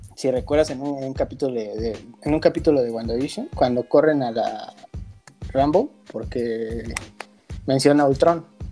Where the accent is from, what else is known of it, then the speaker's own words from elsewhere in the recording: Mexico; lo dije como mexicano